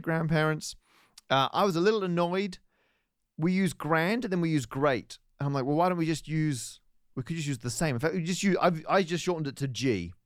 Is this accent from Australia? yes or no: yes; Perth, Western Australia, Australia; moved away; my hometown of Perth, W A.